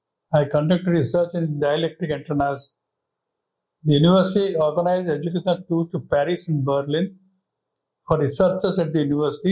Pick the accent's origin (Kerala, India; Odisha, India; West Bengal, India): Odisha, India; Balasore; moved away as an adult; also born or lived in Cuttack, India / Bangalore, India / Germany / Ahmedabad, India; I was born in Balasore, which is in North Odisha